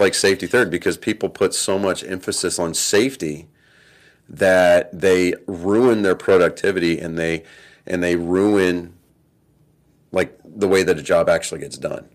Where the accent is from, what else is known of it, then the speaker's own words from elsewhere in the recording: Texas, United States; also born or lived in San Diego, California; I was born in San Diego, and it was just because my dad was in the Navy at the time, and he couldn't get leave approved in time to get me get my mother back to Texas so I could be born here.